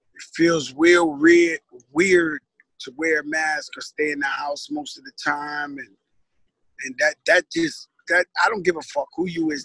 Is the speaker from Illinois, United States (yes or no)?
no; New York City, New York, United States; I grew up in the Bronx, birthplace of hip hop.